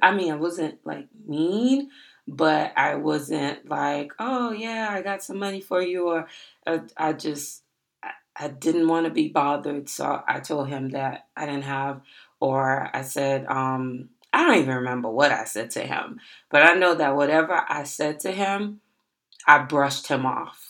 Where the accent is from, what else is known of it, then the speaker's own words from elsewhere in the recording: Miami, Florida, United States; I told him that I was from Miami.